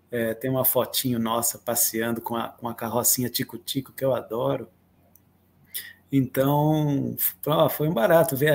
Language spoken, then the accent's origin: Portuguese; Atibaia, São Paulo, Brazil; also born or lived in Guarujá; Porque eu nasci no Guarujá, e, mas logo cedo, assim, um ano, um ano e pouquinho, eu vim para Atibaia, que é onde eu moro hoje.